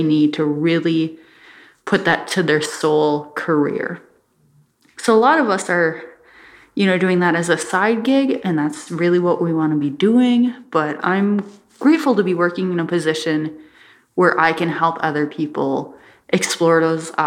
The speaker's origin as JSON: {"language": "English", "area": "Bois Forte Band of Ojibwe", "region": "Minnesota", "country": "United States", "moved": "yes", "lives_now": "Duluth, United States", "said": "I'm from the Boy Sport Band of Ojibwe, and I'm I'm an Ojibwe two-spirit creative artist living in Duluth, Minnesota"}